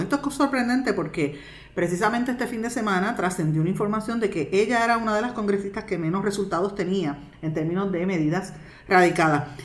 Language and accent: Spanish; Guaynabo, Puerto Rico; mi pueblo de Guaynabo